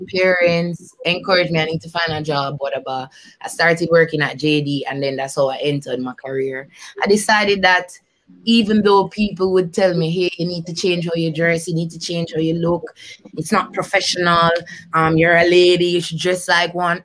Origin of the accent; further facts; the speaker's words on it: Kingston, Jamaica; I grew up in Kingston, Jamaica.